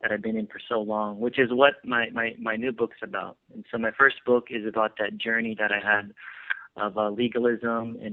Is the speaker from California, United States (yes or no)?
yes; California, United States; also born or lived in Philippines; I was born and raised here in California